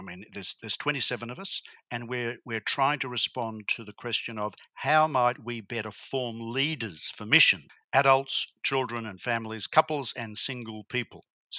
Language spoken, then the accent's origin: English; Brisbane, Queensland, Australia; also born or lived in Bundaberg; Well, I am firstly a Queenslander. I was born in Brisbane. I was raised in Bundaberg and Brisbane in Queensland.